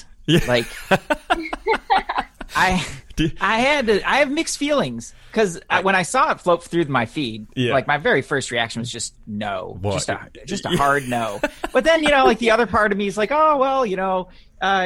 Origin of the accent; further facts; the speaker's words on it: Detroit, Michigan, United States; moved away as an adult; I grew up in the Midwest. So I grew up in Detroit. I lived there pretty much my whole life